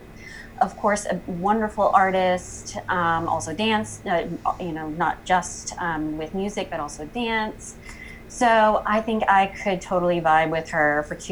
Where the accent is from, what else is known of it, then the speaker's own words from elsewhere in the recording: York, South Carolina, United States; moved away as an adult; also born or lived in Columbia, South Carolina / New Hampshire; I am originally from a little town, York, South Carolina